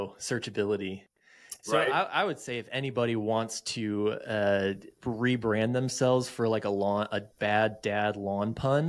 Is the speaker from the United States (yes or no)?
yes; the South, United States; I'm from the South, I'm Bermuda